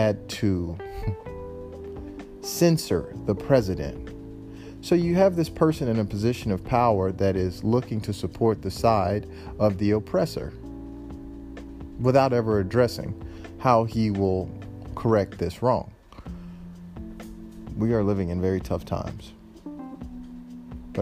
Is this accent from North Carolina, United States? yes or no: no; Memphis, Tennessee, United States; I'm from Memphis, Tennessee.